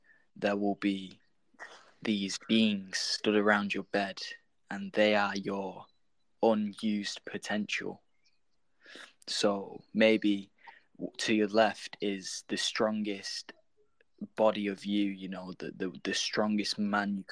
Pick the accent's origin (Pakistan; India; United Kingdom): United Kingdom; I'm from the UK.